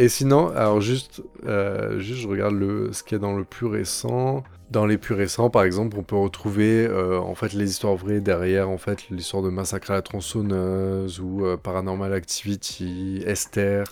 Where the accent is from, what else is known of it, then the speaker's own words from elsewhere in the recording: Montélimar area, Auvergne-Rhône-Alpes, France; du côté de Montélimar. Donc c'est un peu ma région natale